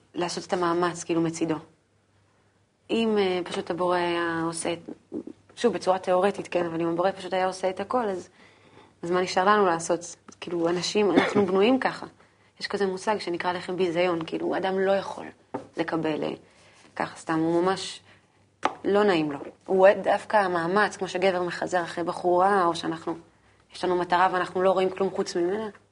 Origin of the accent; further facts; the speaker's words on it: Haifa, Haifa District, Israel; בחיפה, איפה שגדלתי